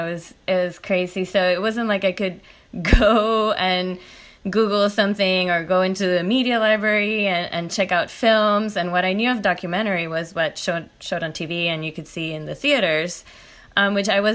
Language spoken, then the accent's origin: English; Puerto Rico; moved away as an adult; I'm from Puerto Rico and I did my undergrad there